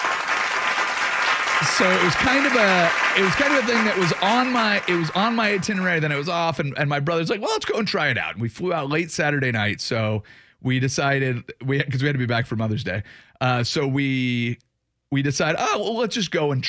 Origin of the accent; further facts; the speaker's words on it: Washington, United States; from the Waluke Valley in beautiful Washington State, my home state